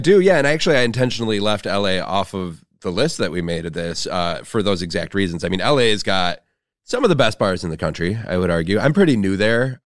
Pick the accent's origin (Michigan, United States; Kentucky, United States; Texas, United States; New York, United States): Michigan, United States; Flint; moved away; my hometown of Flint, Michigan